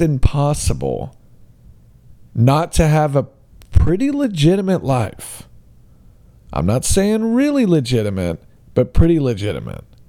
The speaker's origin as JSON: {"language": "English", "region": "Alabama", "country": "United States", "tie": "born or raised there", "said": "my hometown of, uh, Alabama"}